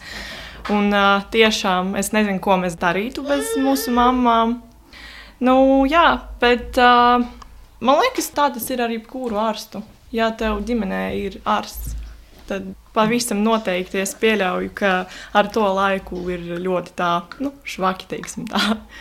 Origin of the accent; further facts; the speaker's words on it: Latvia; mēs jau tā kā piedzimām Latvijā